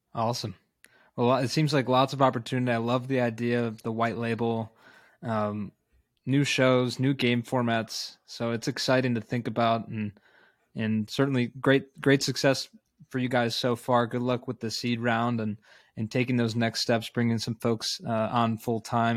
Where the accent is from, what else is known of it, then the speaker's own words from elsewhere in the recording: Chicago, Illinois, United States; that being my hometown